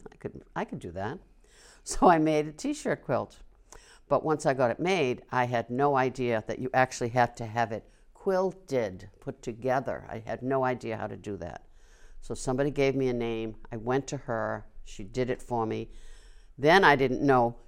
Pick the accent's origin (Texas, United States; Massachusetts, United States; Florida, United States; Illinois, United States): Massachusetts, United States; Wilmington; moved away as an adult; now in Tewksbury, United States; I was brought up here. I taught for thirty-six years here.